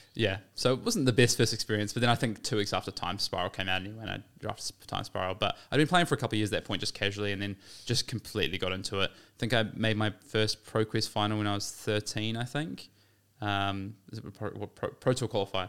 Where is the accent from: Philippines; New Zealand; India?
New Zealand; as a New Zealander